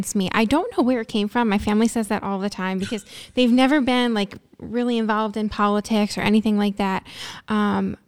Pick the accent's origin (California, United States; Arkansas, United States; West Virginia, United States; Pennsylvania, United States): Pennsylvania, United States; Exeter; I grew up in Luzerne County. Mm-hmm. In Exeter.